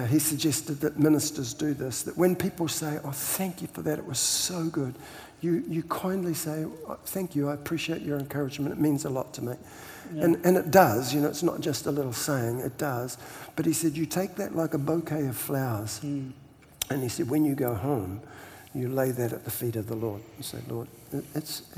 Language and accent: English; New Zealand; I'm Kiwi